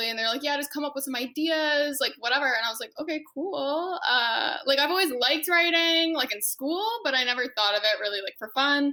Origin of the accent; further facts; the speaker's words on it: Washington, District of Columbia, United States; moved away as an adult; now in Los Angeles, United States; I'm originally from the Washington, D.C. area